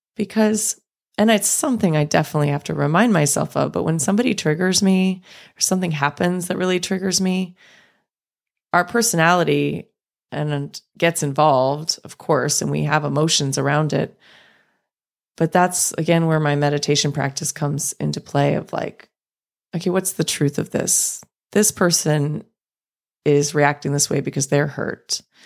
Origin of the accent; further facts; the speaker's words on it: Los Angeles, California, United States; watching the Lakers with my dad growing up in Los Angeles